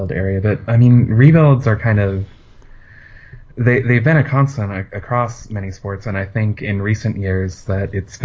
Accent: Orange County area, Southern California, United States; also born or lived in San Diego; I'm from Southern California, kind of Orange County area

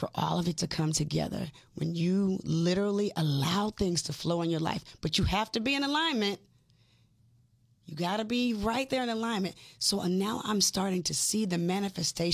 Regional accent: Decatur, Georgia, United States; also born or lived in Atlanta; I was born in Atlanta, raised in Decatur

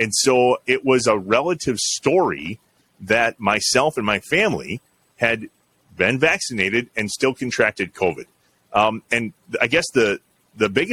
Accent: Jefferson, Wisconsin, United States; also born or lived in Johnson Creek, Wisconsin; Jefferson's my hometown. Yep. I moved to Johnson Creek when I was 12, but I grew up in Jefferson, went to school in Jefferson

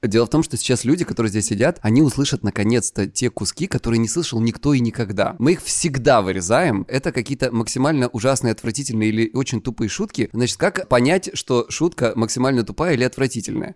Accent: Krasnodar Krai, Russia; я с Кубани

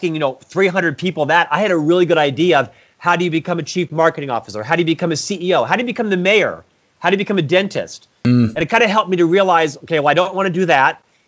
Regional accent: Orlando, Florida, United States; I'm from Central Florida, Orlando originally.

